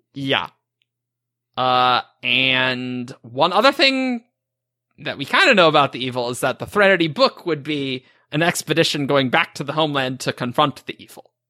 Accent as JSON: {"language": "English", "region": "Montana", "country": "United States", "said": "I'm from Montana"}